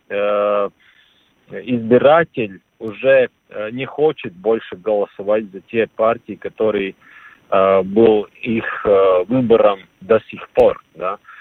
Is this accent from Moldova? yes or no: no; Latvia; Russian is a second language; я латыш